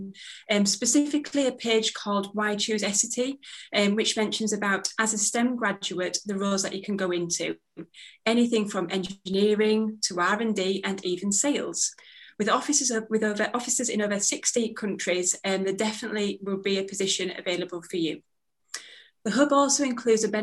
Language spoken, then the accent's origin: English; Bradford, Yorkshire and the Humber, United Kingdom; Bradford, which is my hometown